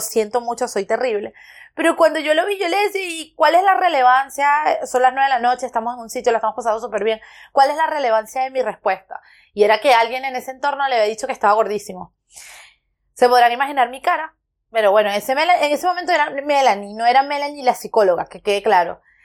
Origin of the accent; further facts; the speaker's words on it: Petare, Miranda, Venezuela; moved away; yo nací, crecí en Petare